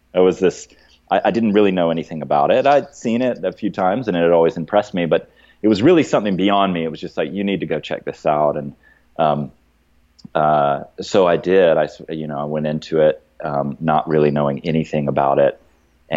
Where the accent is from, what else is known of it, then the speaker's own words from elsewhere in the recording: Athens, Georgia, United States; moved away as an adult; also born or lived in Santa Cruz, California; I actually grew up in Athens and then was gone for 20 years.